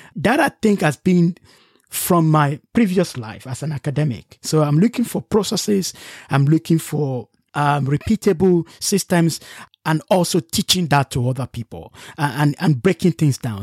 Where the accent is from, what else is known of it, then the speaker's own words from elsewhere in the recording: Nigeria; moved away; also born or lived in United Kingdom; I'm from Nigeria